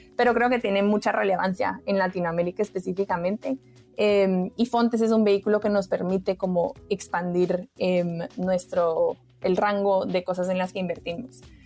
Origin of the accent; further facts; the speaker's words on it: Guatemala; yo soy de Guatemala